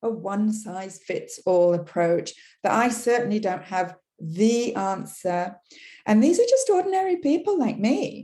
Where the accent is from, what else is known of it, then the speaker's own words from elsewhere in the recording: England, United Kingdom; first language English; now in Quebec, Canada; English is my language. You can hear I come from England originally